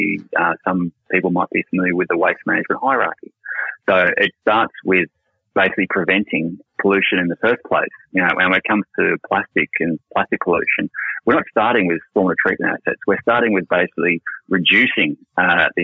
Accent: Noosa, Queensland, Australia; now in Sydney, Australia; my mum and dad, Helen and Ian, they live in Noosa, and obviously I grew up in Noosa.

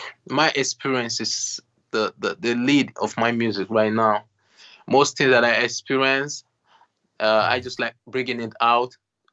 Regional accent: Benin City, Edo, Nigeria; born there; I was born in Nigeria, Benin City.

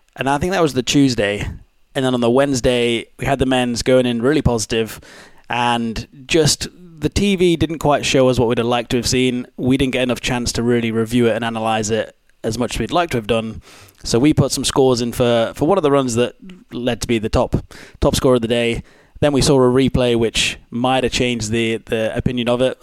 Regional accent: Pontefract, Yorkshire and the Humber, United Kingdom; moved away; also born or lived in Edinburgh; I was born Pontefract, so like 10 minutes away from Castleford

